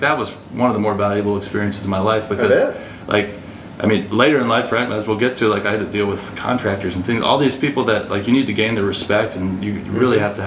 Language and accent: English; Baltimore, Maryland, United States; moved away as an adult; also born or lived in Alabama; I'm from the Baltimore area, like she mentioned, I'm from the East Coast.